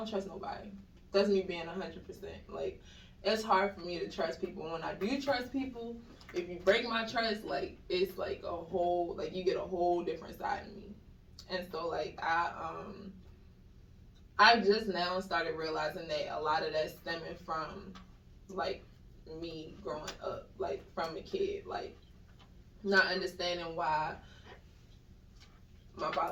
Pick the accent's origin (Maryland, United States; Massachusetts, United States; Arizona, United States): Maryland, United States; Baltimore; I'm originally from Baltimore, Maryland.